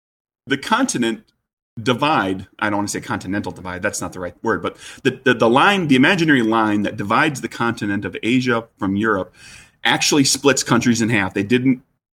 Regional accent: United States; I'm American.

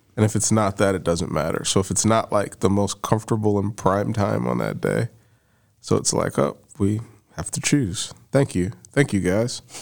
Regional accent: Barberton, Ohio, United States; I'm from Barberton.

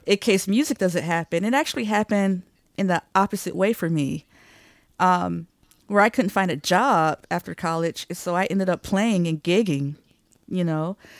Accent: Detroit, Michigan, United States; moved away as an adult; I'm from Detroit, Michigan.

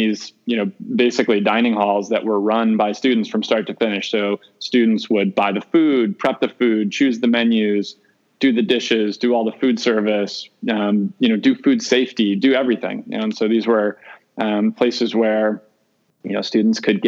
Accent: outside of Chicago, Illinois, United States; I grew up outside of Chicago. I grew up in the Midwest, eating a real traditional Midwest diet

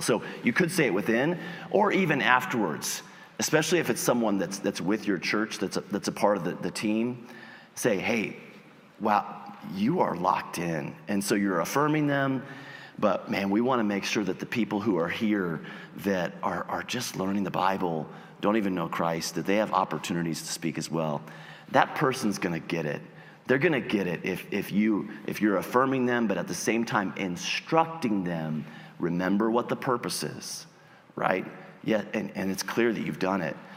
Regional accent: United States; As Americans

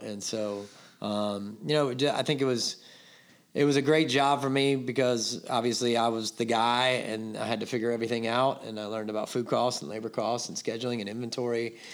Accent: Atlanta, Georgia, United States; moved away as an adult; now in Charleston, United States; I grew up in Atlanta

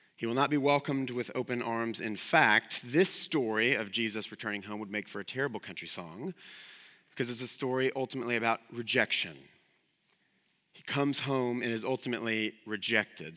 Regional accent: the South, United States; I'm from the South

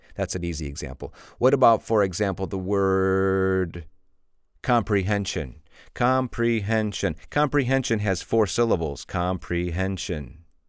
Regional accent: Illinois, United States; moved away as an adult; now in Spain; I'm from Illinois, which is a very flat state

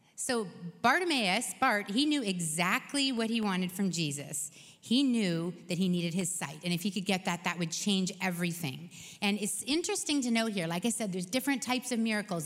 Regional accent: Canada; we're Canadian

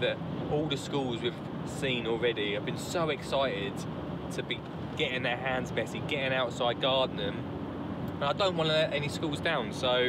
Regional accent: Colchester, East of England, United Kingdom; we would have done Colchester, my hometown.

